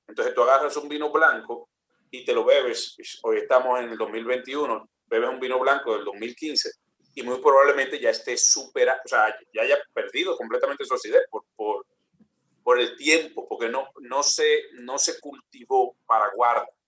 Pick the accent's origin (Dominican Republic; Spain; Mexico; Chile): Dominican Republic